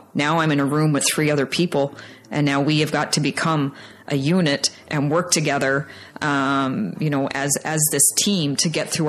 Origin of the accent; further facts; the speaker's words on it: Labrador City, Newfoundland and Labrador, Canada; I was born and raised in Labrador City, Newfoundland